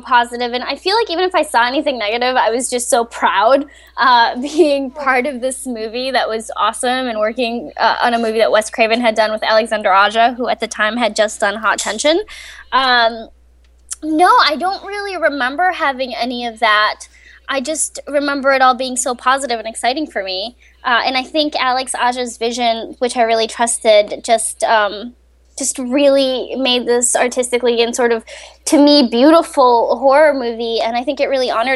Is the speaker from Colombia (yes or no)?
yes; Colombia; moved away; also born or lived in Rochester, Minnesota, United States / Florida, United States; I grew up in Colombia, South America, and my mom got a job. Her job brought her to Minnesota. I grew up. Half my life, I spent it in Rochester